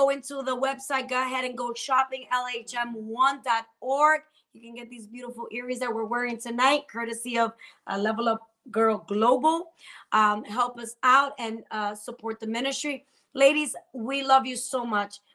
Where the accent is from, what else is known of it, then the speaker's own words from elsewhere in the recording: New Jersey, United States; I'm from Jersey